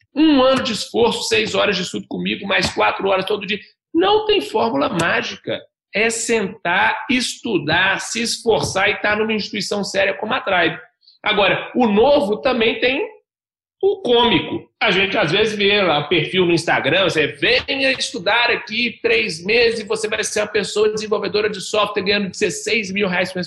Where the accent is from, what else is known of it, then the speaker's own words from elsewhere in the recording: Belo Horizonte, Minas Gerais, Brazil; eu tenho 30 anos, sou natural de Belo Horizonte